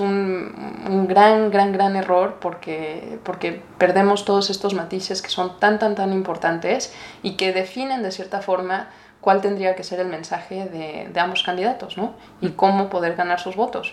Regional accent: Mexico; now in United States; como mexicana

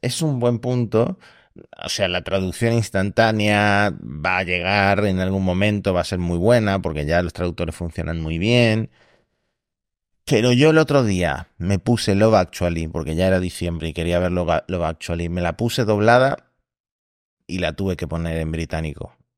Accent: Argentina; now in Spain; soy argentino, pero llevo demasiado tiempo viviendo en España

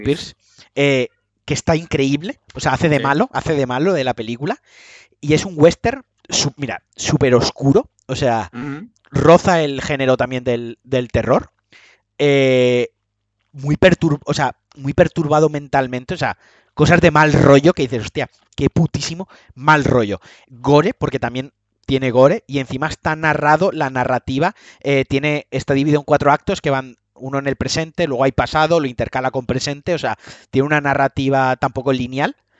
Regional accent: Spain; He nacido en España

